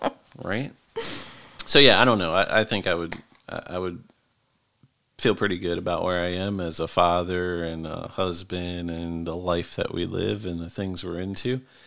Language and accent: English; Elkton, United States; And I'm from Elkton my whole life.